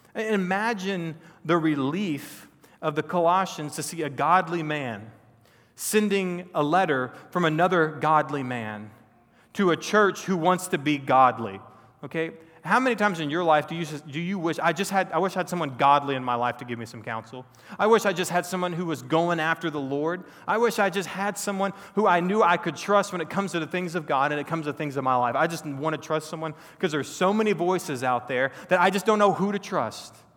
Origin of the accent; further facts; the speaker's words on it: Texas, United States; I grew up in Texas, born and raised a Texan